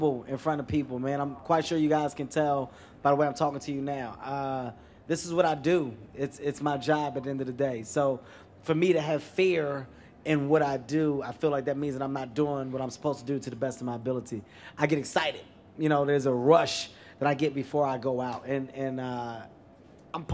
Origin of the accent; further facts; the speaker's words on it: Philadelphia, Pennsylvania, United States; moved away; also born or lived in New York City; I'm from Philadelphia, but I lived in New York for some time